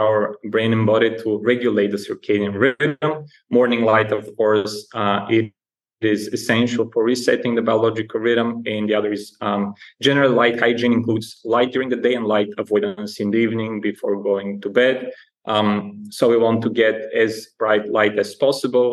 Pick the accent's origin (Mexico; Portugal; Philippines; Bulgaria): Bulgaria; moved away as an adult; also born or lived in Alaska / London / Germany / Netherlands; I'm originally from Bulgaria, a small Eastern European country